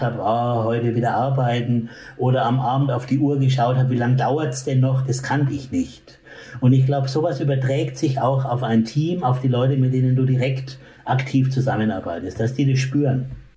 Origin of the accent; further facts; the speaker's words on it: Bamberg, Bavaria, Germany; in Bamberg, wo ich aufgewachsen bin